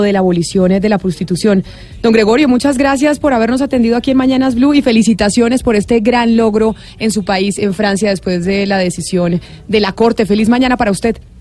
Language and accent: Spanish; Sweden; en mi país, Suecia